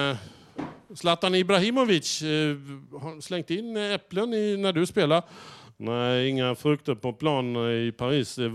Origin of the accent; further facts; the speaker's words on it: Norrland, Sweden; Upp, hemma i Norrland, jag måste fråga. Där slänger vi inte in massa frukter och massa och, otyg på plan. Där slänger vi in norrlän, pitepalt och, och surströmming.